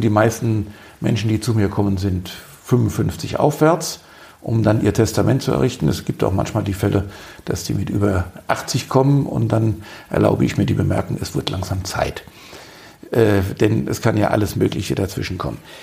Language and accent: German; Darmstadt, Hesse, Germany; moved away as an adult; now in Marburg, Germany; Ich stamme aus Südhessen, komme aus Darmstadt und kam zum Studium vor vielen, vielen Jahren nach Marburg